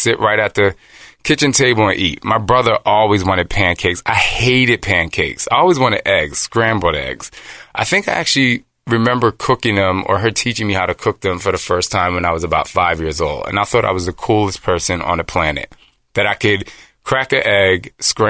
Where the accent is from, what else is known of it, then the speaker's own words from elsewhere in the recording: New Jersey, United States; also born or lived in Philadelphia, Pennsylvania; I grew up in Jersey, not with a lot of money.